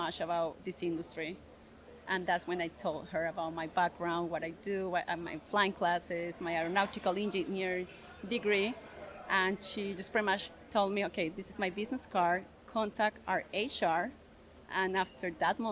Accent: Granada, Colombia; English is a second language; moved away as an adult; also born or lived in Bogota, Colombia; now in United States; I'm originally from Colombia, from a small town called Granada

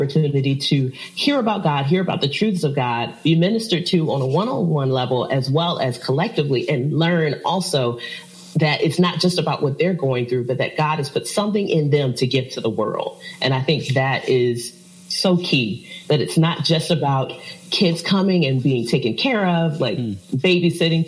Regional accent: Richmond, Virginia, United States; moved away as an adult; now in Chesapeake, United States; I am originally from Richmond, Virginia, and I moved down to Chesapeake about almost 8

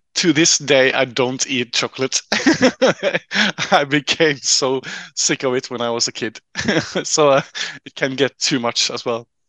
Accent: Trondheim, Trøndelag, Norway; I'm a local uh, uh a local guy uh, from Trondheim. I grew up uh, right in the middle of, of the city.

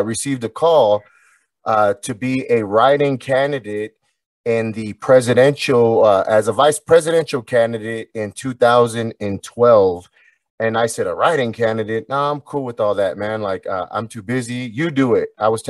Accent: Anaheim, California, United States; Anaheim, California.

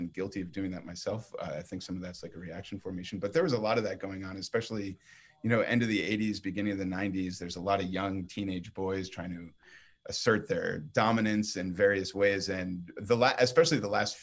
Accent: Boston, Massachusetts, United States; I'm originally from Boston, Massachusetts.

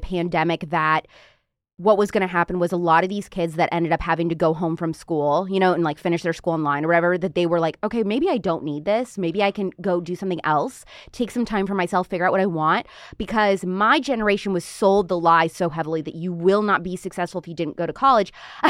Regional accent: Indiana, United States; Oh, yeah, so I'm from Indiana.

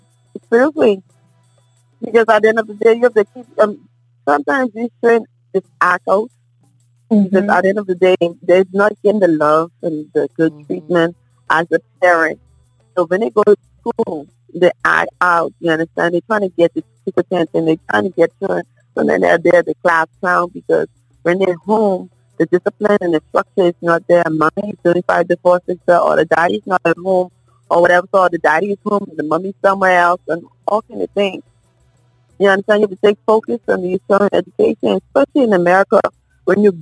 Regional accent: Bahamas; moved away; when I first came here, I'm from the Bahamas

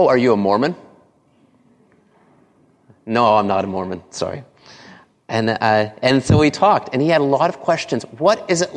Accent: Canada; I grew up in Canada

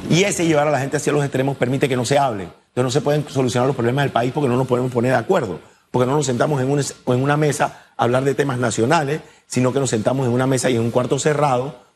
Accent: Panama; Somos panameños antes que cualquier cosa.

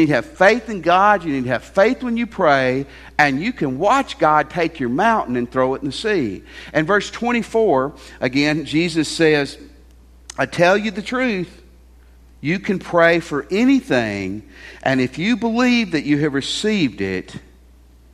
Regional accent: Tennessee, United States; I grew up in Tennessee

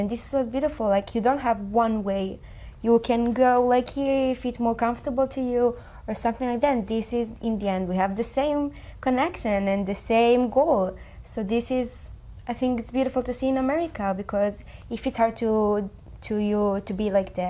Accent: Israel; I grew up in Israel in one way. We just like go to the synagogue every Saturday and I like Orthodox and stuff.

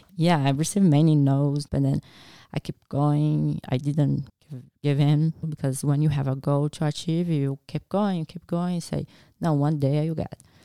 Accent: Brazil; English is a second language; moved away as an adult; also born or lived in Nebraska, United States; now in Australia; I went back to Brazil and did my last year before university and got approved to study vet

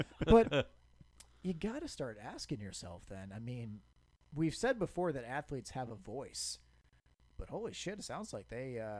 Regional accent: Cleveland, Ohio, United States; I'm from Cleveland.

